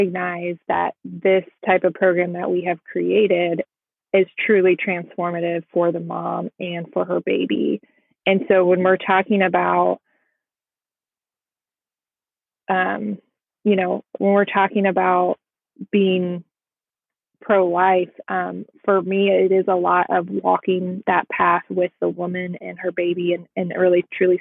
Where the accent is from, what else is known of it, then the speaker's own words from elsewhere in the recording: Midwest, United States; I'm Midwest or from the Midwest